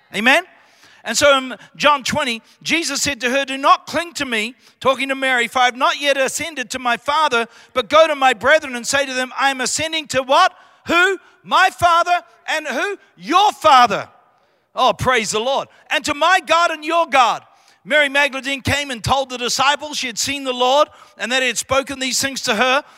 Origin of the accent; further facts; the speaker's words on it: New Zealand; accent: Kiwi; I come from Royal New, Roy-, Royal New Zealand. I was brought up on a farm, small town of three thousand people